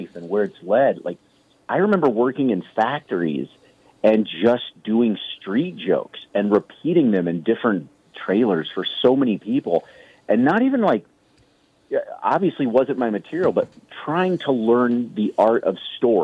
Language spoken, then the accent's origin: English; Kansas City, Missouri, United States; I grew up in Kansas City, which is where I started doing stand-up